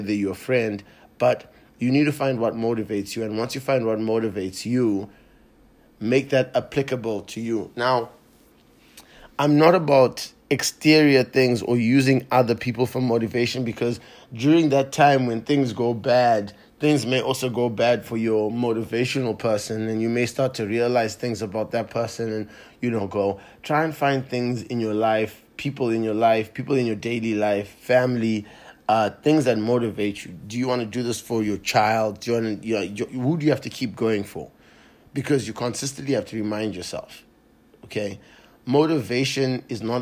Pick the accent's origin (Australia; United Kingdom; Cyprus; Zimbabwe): Zimbabwe; moved away; I grew up in Zimbabwe